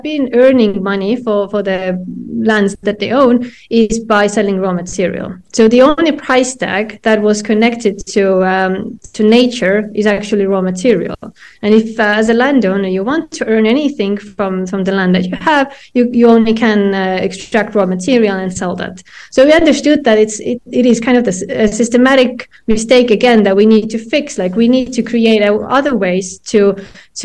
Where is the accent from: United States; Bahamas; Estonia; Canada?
Estonia; me and my co-founder, we come from Estonia